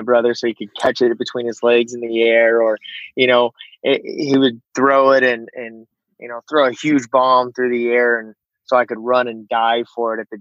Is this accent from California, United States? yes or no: yes; Southern California, United States; now in Monterey, United States; I grew up in Southern California near the beach